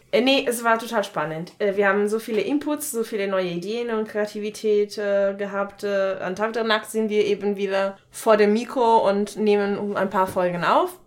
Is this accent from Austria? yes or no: no; Italy; German is a second language; moved away as an adult; now in Germany; ich komme eigentlich aus Italien, wohne aber hier seit acht Jahren